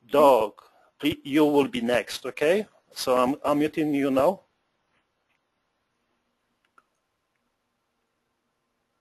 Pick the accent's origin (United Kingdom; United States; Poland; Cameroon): Poland; accent: Polish; English is a second language; moved away; With my Polish accent